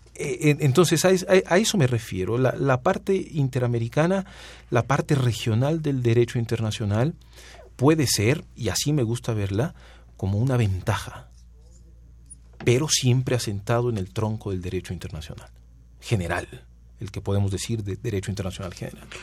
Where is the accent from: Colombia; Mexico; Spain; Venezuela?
Mexico; Guerrero; also born or lived in Milan, Italy; yo soy guerrerense, yo soy de igual a Guerrero